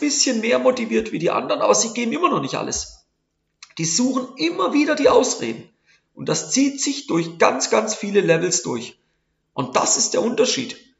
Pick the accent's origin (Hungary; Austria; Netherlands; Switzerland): Switzerland; bei uns in der Schweiz